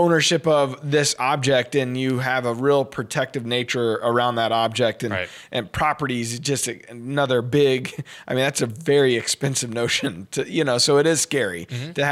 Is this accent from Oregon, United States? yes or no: no; Cumberland Furnace, Tennessee, United States; I'm from Cumberland Furnace, Tennessee.